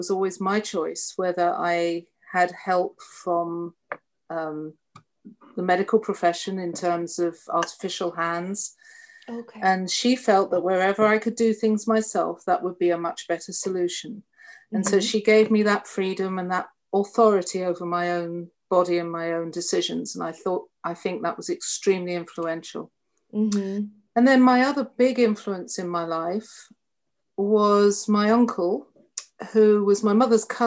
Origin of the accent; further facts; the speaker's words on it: London, United Kingdom; moved away as an adult; also born or lived in Colchester, Essex; now in United States; So I was born in North London, and I was 13 when we moved to Colchester.